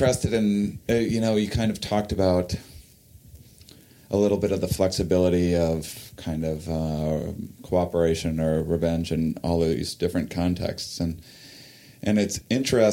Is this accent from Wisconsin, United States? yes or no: yes; La Crosse, Wisconsin, United States; I'm from La Crosse, and La Crosse is on the border of Minnesota and Iowa